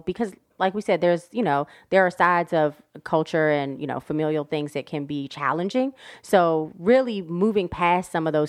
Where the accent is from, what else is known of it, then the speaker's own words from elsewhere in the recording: Maryland, United States; just growing up in Prince George's mm-hmm. County, just the rich go-go, just it's so rich, mm-hmm. you know?